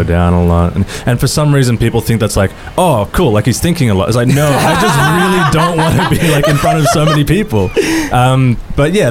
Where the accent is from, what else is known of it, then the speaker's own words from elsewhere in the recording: Sydney, New South Wales, Australia; moved away as an adult; also born or lived in Singapore; now in United States; I was born and raised in Sydney